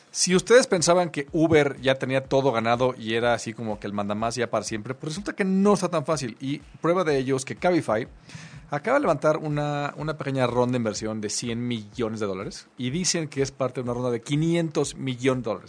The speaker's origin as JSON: {"language": "Spanish", "region": "Mexico City", "country": "Mexico", "said": "los chilangos"}